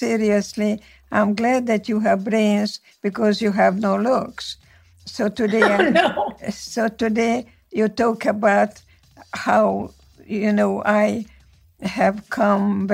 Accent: Slovakia; first language Hungarian; English is a second language; moved away as an adult; now in United States; Yes, I was born in Czechoslovakia. My city was part of Czechoslovakia from 1918 until 1938. Before that was the Austro-Hungarian monarchy, so my mother tongue is Hungarian.

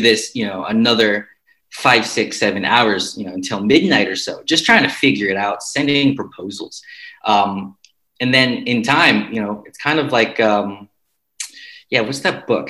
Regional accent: United States; moved away as an adult; also born or lived in Jackson, Mississippi / Barcelona, Spain; now in Budapest, Hungary; from the U.S., but moved out here to to Budapest

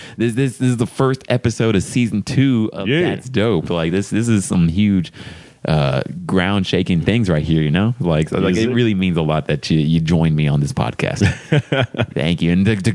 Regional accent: Texas, United States; Maybe because I'm from Texas

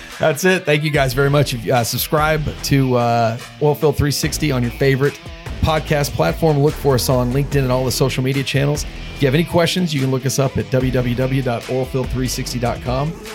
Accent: Dallas, Texas, United States; moved away as an adult; now in Houston, United States; I'm from Dallas

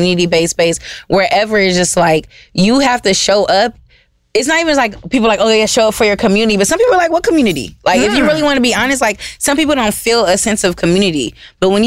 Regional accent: Los Angeles, California, United States; I'm from South Central and born and raised

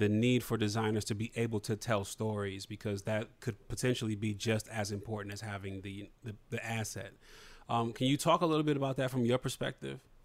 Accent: Toledo, Ohio, United States; I'm from Toledo, which is like you know half an hour, forty five minutes from where you're from, in Detroit

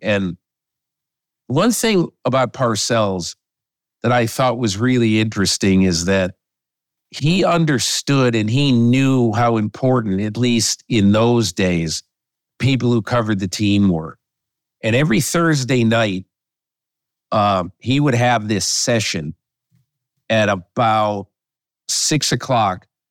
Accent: Connecticut, United States; when I was a kid in the sixties growing up in Connecticut

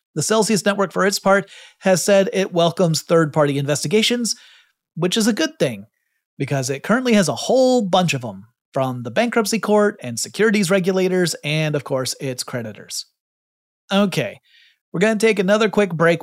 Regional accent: Georgia, United States; my home state of Georgia

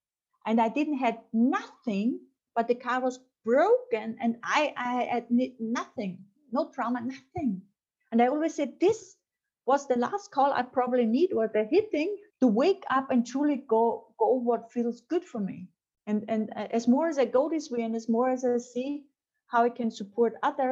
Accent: Austria; English is a second language; moved away as an adult; also born or lived in France; I'm from Austria and I'm a woman

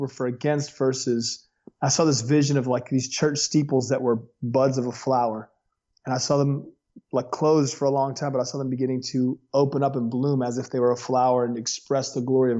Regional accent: Las Vegas, Nevada, United States; also born or lived in Los Angeles, California; now in Thomasville, Georgia, United States; I was born in America's Holy Land

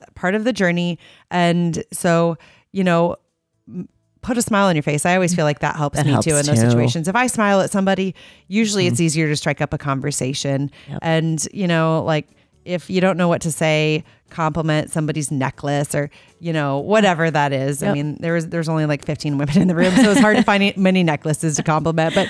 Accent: Iowa, United States; I leave Iowa all of the time, but I've never moved away from here

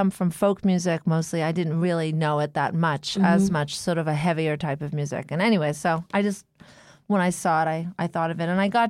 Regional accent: Montreal, Quebec, Canada; I don't want to just promote my hometown, but returning to Montreal, which is a smaller city, which is not quite as much on the map, which is a young person city. and that's really inexpensive to live

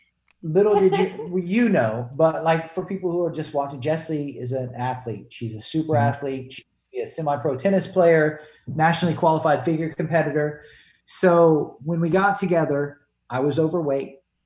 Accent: North Carolina, United States; I'm from North Carolina.

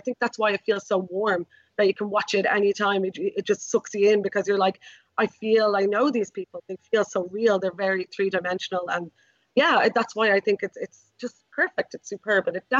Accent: Ireland; as an Irish person

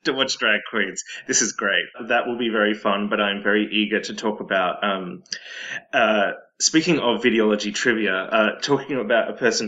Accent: Melbourne, Victoria, Australia; also born or lived in New York; I am indeed Australian, from Melbourne

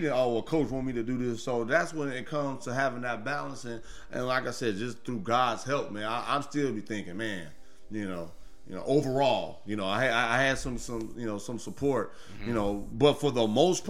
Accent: Gary, Indiana, United States; moved away; I'm born and raised in Gary. You know, hooped in Chicago, man.

